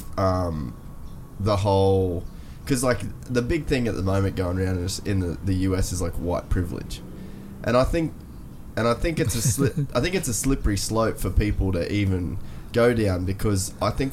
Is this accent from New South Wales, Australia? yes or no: no; Cairns, Queensland, Australia; I'm an Australian. I was born in Cairns